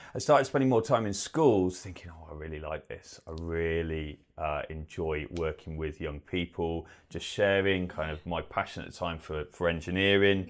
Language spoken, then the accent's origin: English; Bristol, South West England, United Kingdom; moved away as an adult; also born or lived in Manchester; originally I'm not from this part of the world, I'm from Bristol